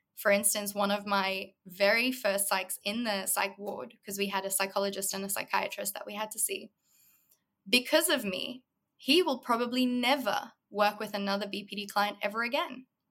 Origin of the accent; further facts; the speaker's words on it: South Africa; moved away as an adult; also born or lived in Los Angeles, United States; now in Australia; predominantly I grew up in South Africa. I lived there my whole childhood until I was about 18, 19